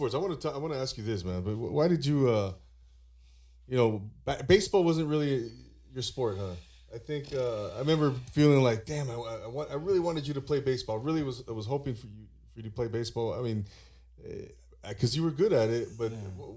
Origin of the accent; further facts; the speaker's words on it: Rancho Cucamonga, California, United States; I grew up in Rancho Cucamonga